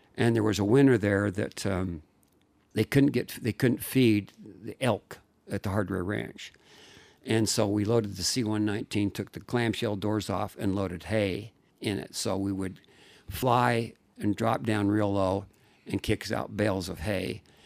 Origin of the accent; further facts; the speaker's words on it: Layton, Utah, United States; I was raised in Layton, Utah